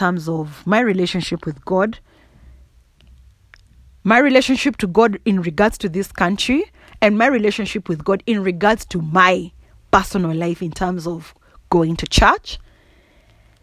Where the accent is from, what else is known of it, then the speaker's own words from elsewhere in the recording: Kikuyu, Central Kenya, Kenya; accent: Kikuyu; first language Kikuyu; English is a second language; my mother tongue, Kikuyu